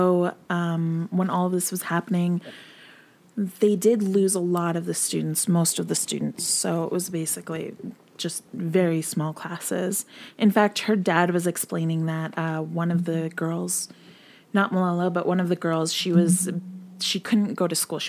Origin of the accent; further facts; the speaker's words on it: Canada; I am Canadian, 100%